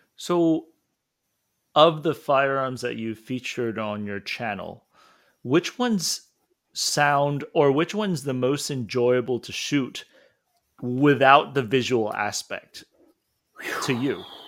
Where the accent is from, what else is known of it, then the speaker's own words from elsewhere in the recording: Hong Kong; moved away; when I was in Hong Kong, I was only reading it, and of course, I didn't say it in school